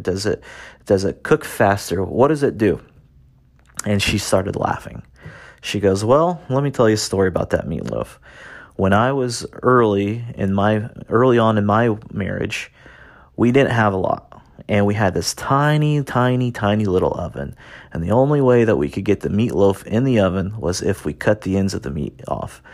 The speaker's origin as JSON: {"language": "English", "region": "Indiana", "country": "United States", "tie": "born or raised there", "said": "I grew up in Indiana, in the United States, little farm town"}